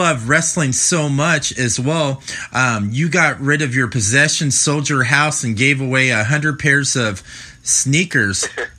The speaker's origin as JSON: {"language": "English", "region": "California", "country": "United States", "tie": "born or raised there", "moved": "yes", "lives_now": "Midwest, United States", "said": "I grew up out in California myself, but I live in the Midwest now"}